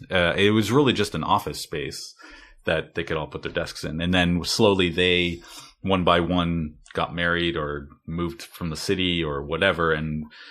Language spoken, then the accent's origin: English; Port Elgin, Ontario, Canada; A small town called Port Elgin. It's okay. On a cottage country up on Lake Huron.